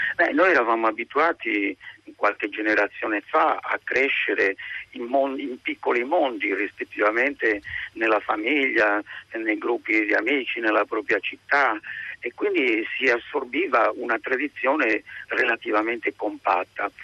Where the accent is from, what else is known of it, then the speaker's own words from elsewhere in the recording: Sardinia, Italy; moved away; also born or lived in Los Angeles, United States; io sono sardo